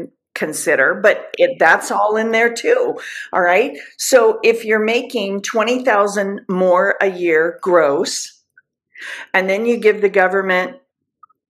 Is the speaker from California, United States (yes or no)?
yes; Southern California, United States; moved away; I'm from Southern California. I would hear it. I would see it my whole entire life